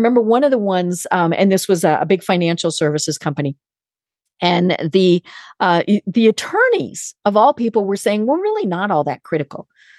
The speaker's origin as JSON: {"language": "English", "region": "Colorado", "country": "United States", "said": "I'm from Colorado."}